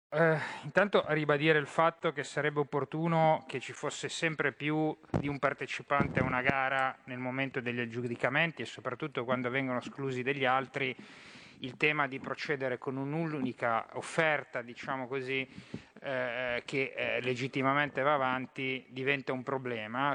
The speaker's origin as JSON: {"language": "Italian", "town": "Genoa", "region": "Liguria", "country": "Italy", "said": "lo dico da genovese"}